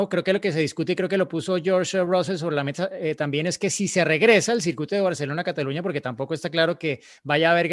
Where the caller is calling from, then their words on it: Ecatepec, State of Mexico, Mexico; soy de Catepec, Estado de México.